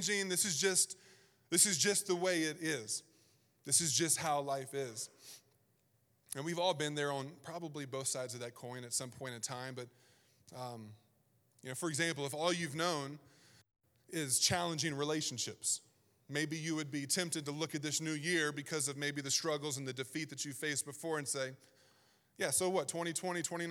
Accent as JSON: {"language": "English", "region": "Southern Virginia", "country": "United States", "tie": "born or raised there", "also_born_or_lived": "Pacific Northwest", "moved": "as an adult", "said": "I grew up born and raised in Southern Virginia"}